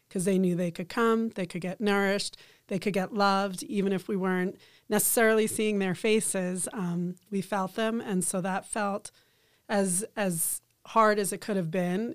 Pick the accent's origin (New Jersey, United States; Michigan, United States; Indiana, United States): New Jersey, United States; moved away as an adult; now in Boulder, United States; we grew up in New Jersey around family